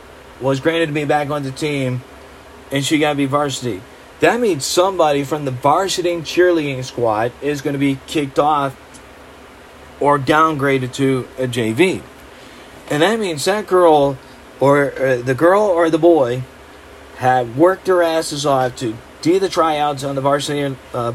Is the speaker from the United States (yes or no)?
yes; Middlebury, Indiana, United States; I was proud to be a Northridge Raider in my hometown, the Middlebury